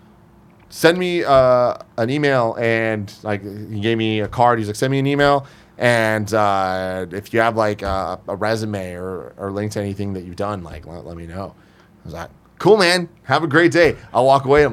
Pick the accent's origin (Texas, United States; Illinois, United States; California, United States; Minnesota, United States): California, United States; San Francisco; I'm from San Francisco. I'm going to school at SF State